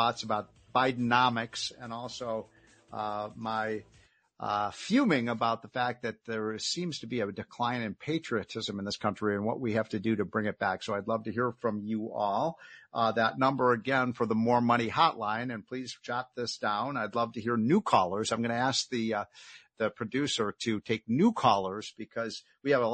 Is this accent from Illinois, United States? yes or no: yes; Chicago, Illinois, United States; as a Chicagoan